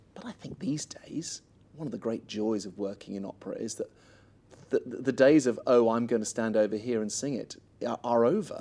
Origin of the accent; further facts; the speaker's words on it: Sherborne, South West England, United Kingdom; moved away as an adult; now in Australia; I'd done operas since I was about fourteen in my hometown